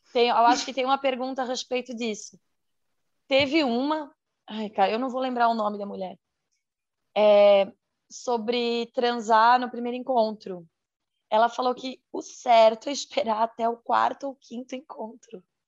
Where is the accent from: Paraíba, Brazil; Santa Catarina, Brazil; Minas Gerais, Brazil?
Santa Catarina, Brazil; sou de Santa Catarina